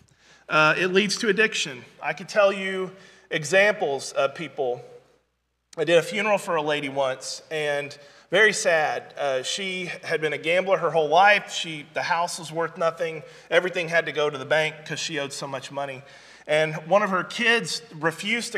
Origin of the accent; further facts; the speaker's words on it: Branson, Missouri, United States; I was raised up in Southwest Missouri, Branson, Missouri